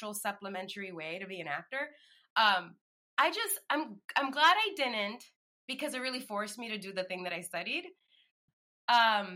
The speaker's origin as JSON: {"language": "English", "town": "New York City", "region": "New York", "country": "United States", "tie": "born or raised there", "moved": "yes", "said": "I grew up in the Bronx."}